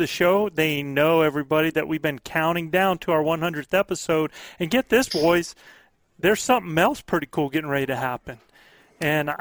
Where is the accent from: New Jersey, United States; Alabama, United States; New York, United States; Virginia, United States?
Virginia, United States; Norfolk; I was born in Norfolk, Virginia